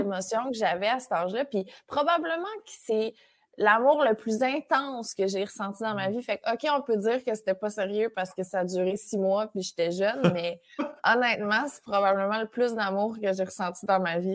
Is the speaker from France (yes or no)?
no; Saint-Léandre, Quebec, Canada; now in Montreal, Canada; Je suis native de Saint-Léandre. qui C'est un village à 15 minutes de Matane. Euh, je suis née là-bas. Puis euh, j'ai vécu là jusqu'à mes genres de 12 ans